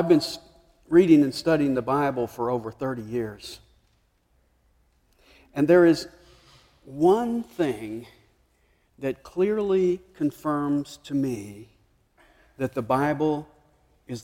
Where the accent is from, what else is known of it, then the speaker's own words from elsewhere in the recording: Nashville, Tennessee, United States; moved away; I grew up in Nashville, so I grew up rooting for Vanderbilt